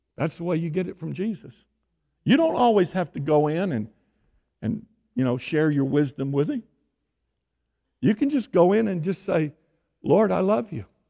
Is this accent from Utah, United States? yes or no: no; Tyler, Texas, United States; moved away; I was born and raised in Tyler